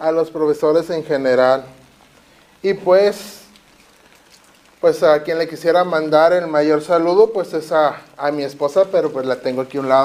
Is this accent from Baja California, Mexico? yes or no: yes; Tijuana, Baja California, Mexico; Yo soy nacido aquí de Tijuana